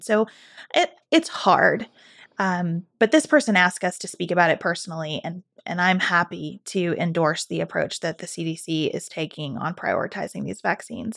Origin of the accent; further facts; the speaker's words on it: United States; as an American